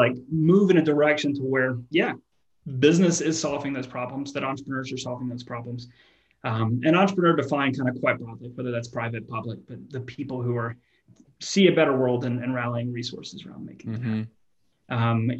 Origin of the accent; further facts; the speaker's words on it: the South, United States; Like I grew up in the American South.